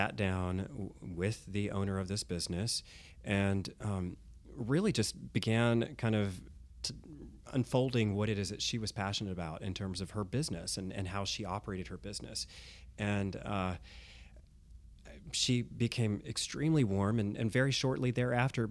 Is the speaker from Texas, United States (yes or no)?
yes; Houston, Texas, United States; moved away; I'm from Houston